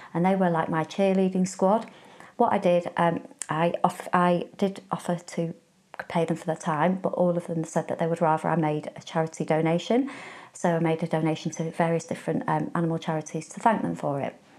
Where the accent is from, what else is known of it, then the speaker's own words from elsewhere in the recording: Warrington, North West England, United Kingdom; I'm from Warrington